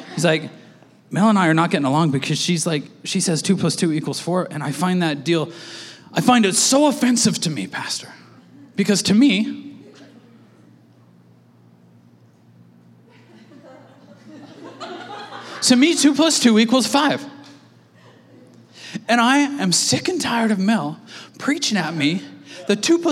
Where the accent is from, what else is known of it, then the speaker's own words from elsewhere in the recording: Canada; we're Canadian